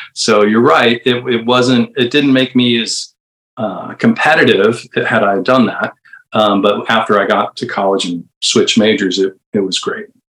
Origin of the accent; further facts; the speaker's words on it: Bardstown, Kentucky, United States; moved away; also born or lived in St. Louis, Missouri / Indiana / Chicago; I think I was about three when we moved to Bardstown, Kentucky